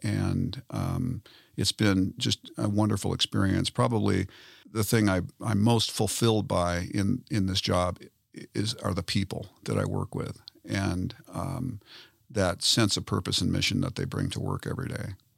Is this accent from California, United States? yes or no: yes; Southern California, United States; moved away as an adult; also born or lived in Colorado; now in Denver, United States; I grew up in Southern California